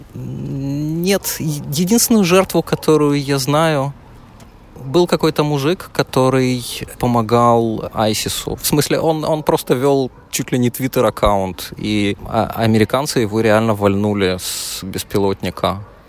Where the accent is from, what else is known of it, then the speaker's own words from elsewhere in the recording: Kyiv, Ukraine; moved away; Да, я родом из Киева